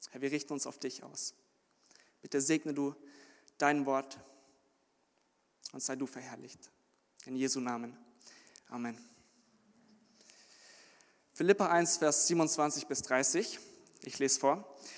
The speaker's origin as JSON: {"language": "German", "town": "Munich", "region": "Bavaria", "country": "Germany", "said": "bin 23 Jahre alt ich komme aus München ursprünglich und bin jetzt am Theologischen Seminar Ershausen auf Beröa"}